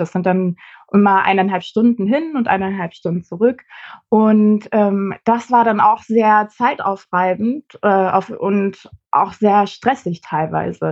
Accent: Celle, Lower Saxony, Germany; now in Hamburg, Germany; wohne mittlerweile in Hamburg, komme aber ursprünglich aus äh, Celle.

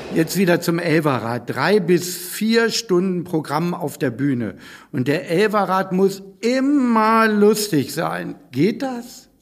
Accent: Northern Germany, Germany; Ich als Norddeutscher

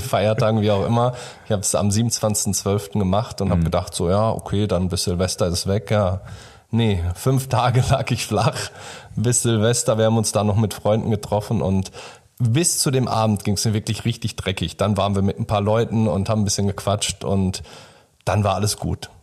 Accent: Germany; Wir sind beide hier in Deutschland geboren

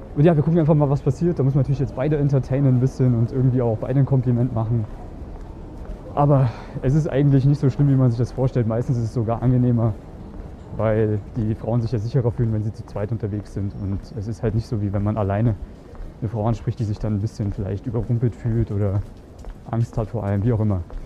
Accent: Germany; now in Vienna, Austria; Ich bin aus Deutschland ursprünglich

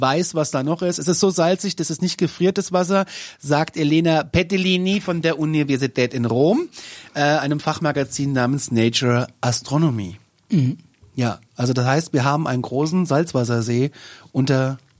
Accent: Kassel, Hesse, Germany; Ich, bin aus Kassel.

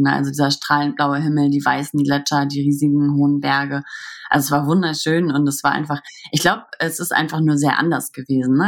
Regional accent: Hamburg, Germany; wir kommen ja aus Hamburg

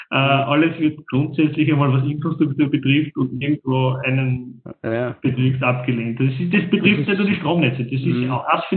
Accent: Salzburg, Austria; Das interessiert ja mich als Salzburger nicht, als Bewohner dort.

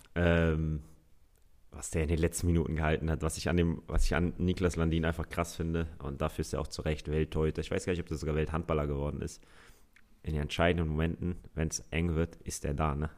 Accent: Hamburg, Germany; Ich bin Hamburger Jung

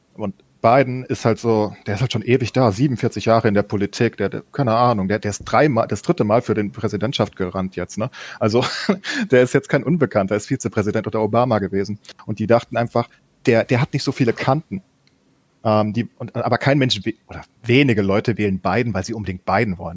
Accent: Germany; wir als Deutsche

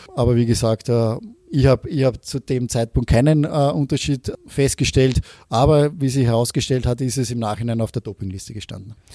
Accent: Austria; also born or lived in Norway; als Österreicher

